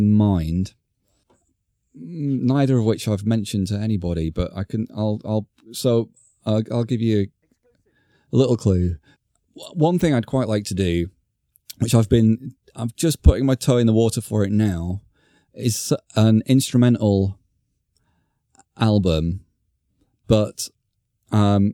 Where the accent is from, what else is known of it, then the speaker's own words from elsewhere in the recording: Blackpool, North West England, United Kingdom; moved away; I'm going to Blackpool. for the weekend, and taking my daughter to see the delights of my hometown for the first time